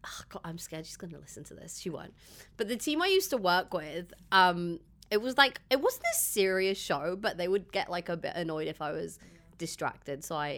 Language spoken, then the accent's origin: English; Dubai, United Arab Emirates; also born or lived in London; we just live here. I've grown up here.